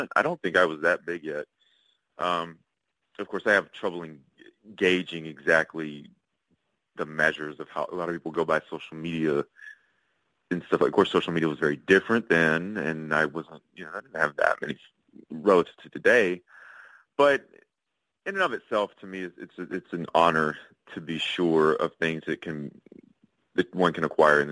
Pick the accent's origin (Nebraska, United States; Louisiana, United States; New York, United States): Louisiana, United States; Shreveport; moved away; also born or lived in Los Angeles; I moved back to Shreveport, Louisiana, which was my hometown. It's where I was born.